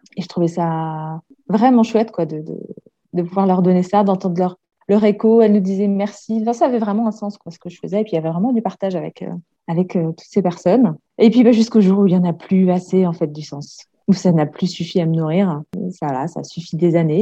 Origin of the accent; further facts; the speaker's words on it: Alsace, Grand Est, France; moved away as an adult; now in Comines, France; Donc, moi, à la base, je suis alsacienne